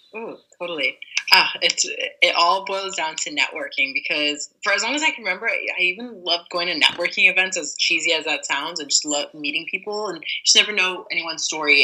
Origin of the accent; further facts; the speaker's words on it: LA Orange County area, Southern California, United States; also born or lived in New York; now in San Francisco, United States; I'm originally from Southern California, LA Orange County area